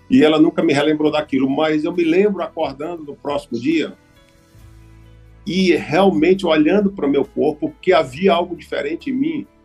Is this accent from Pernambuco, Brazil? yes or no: yes; Recife, Pernambuco, Brazil; eu nasci em Recife, filhos de missionários, em 1957